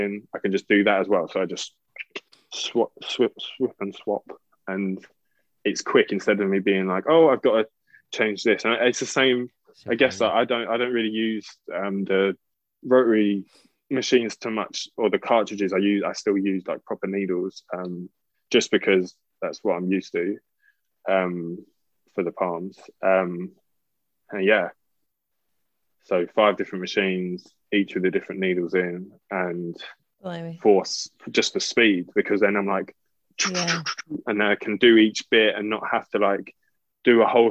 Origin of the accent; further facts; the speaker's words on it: London, United Kingdom; I'm from Southeast London